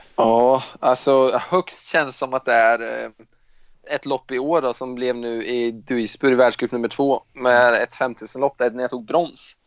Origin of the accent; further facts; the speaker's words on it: Östergötland, Sweden; accent: östgötska; jag tror väl att jag har lite mindre östgötska